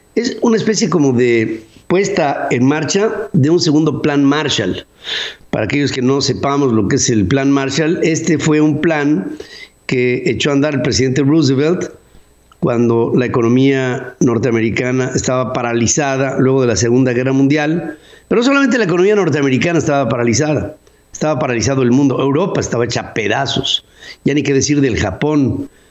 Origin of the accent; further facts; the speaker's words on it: Mexico; producidos en nuestro país